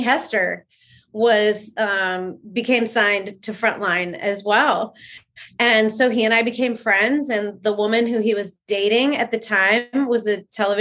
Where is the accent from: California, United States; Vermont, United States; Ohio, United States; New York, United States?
California, United States; Anaheim; I was born and raised in Anaheim